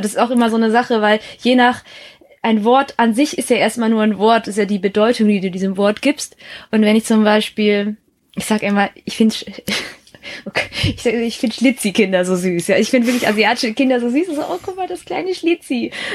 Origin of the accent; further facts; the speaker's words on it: Baden-Württemberg, Germany; also born or lived in Heppenheim, Hesse; in Hessen bin ich geboren, in Baden-Württemberg dann aufgewachsen und zur Schule gegangen